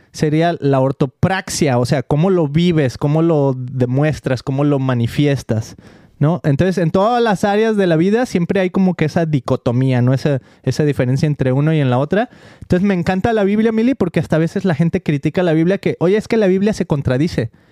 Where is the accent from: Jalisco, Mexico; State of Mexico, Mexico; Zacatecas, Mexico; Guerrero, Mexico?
Jalisco, Mexico; Guadalajara; que yo soy de Guadalajara, ¿no?